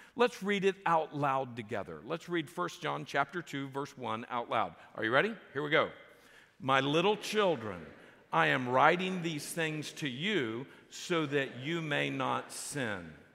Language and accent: English; South Florida, United States; I grew up in South Florida